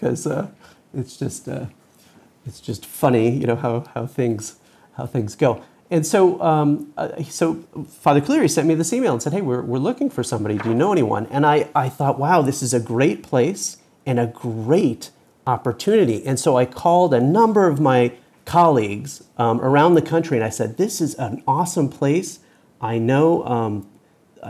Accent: Northern New Jersey, United States; So I grew up in New Jersey, Northern Jersey, and went to Sunday Mass

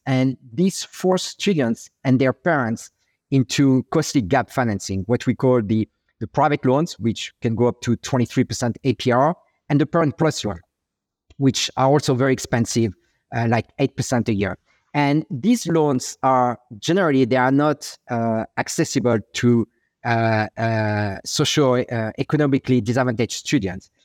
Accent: Paris, Île-de-France, France; accent: French; English is a second language; moved away as an adult; now in New York, United States; I'm French. Uh, I was born and raised in, in Paris

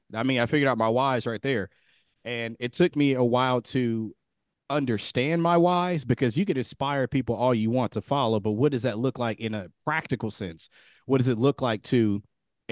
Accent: Dayton, Ohio, United States; moved away as an adult; also born or lived in Kentucky / Texas; I was born and raised in Dayton, Ohio.

